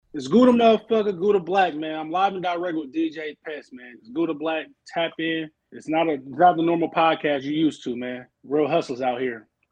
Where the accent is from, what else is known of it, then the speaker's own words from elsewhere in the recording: Oakland, California, United States; moved away as an adult; now in Arizona, United States; I'm from Oakland, Oakland, California, born and raised